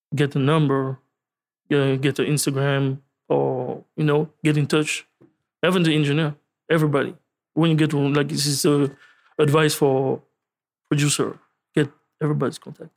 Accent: France; I'm, I'm from France.

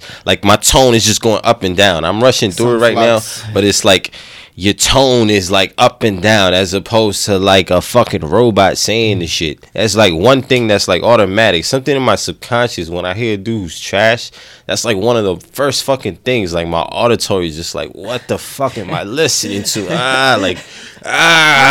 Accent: United States; we grew up in America, we grew up with the Western shit

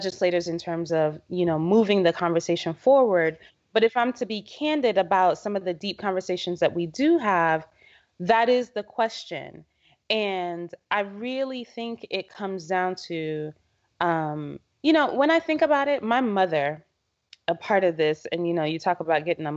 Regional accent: Jamaica; moved away; I'm originally from Jamaica

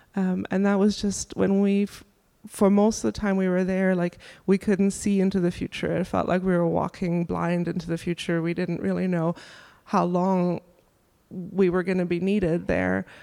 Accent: Germany; now in Durham, United States; I'm from Germany originally, and my family lives in Germany

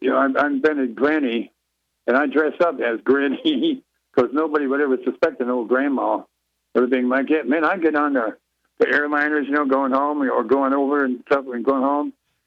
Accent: Detroit, Michigan, United States; moved away; I come from a show business family up in Detroit anyway, but that's my hometown.

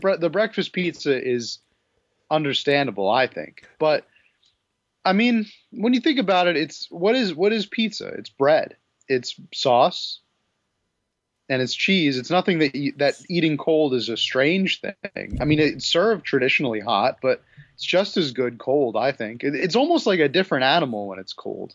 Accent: New York, United States; as a New Yorker

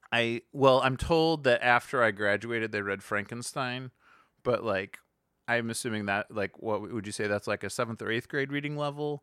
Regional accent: Cleveland, Ohio, United States; moved away; also born or lived in Los Angeles; growing up in Cleveland

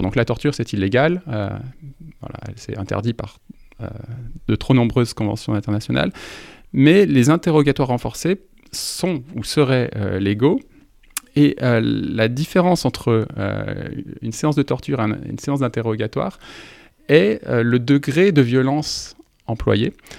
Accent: France; en tant que Français

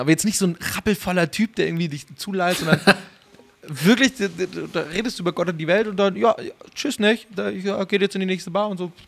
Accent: Munich, Bavaria, Germany; als Münchner

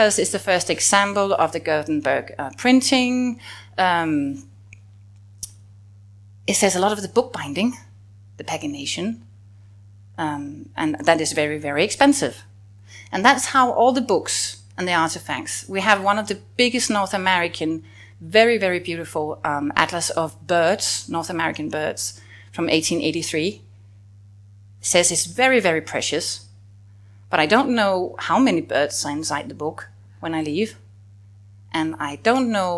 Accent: Denmark; as a Dane

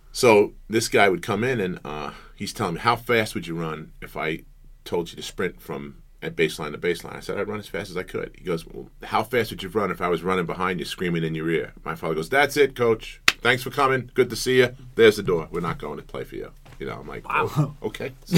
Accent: Brentwood, New York, United States; where I came from uh, in Brentwood, it was a very big uh, athletic community

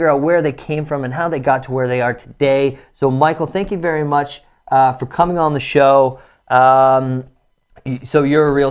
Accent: Toronto, Ontario, Canada; born or raised there

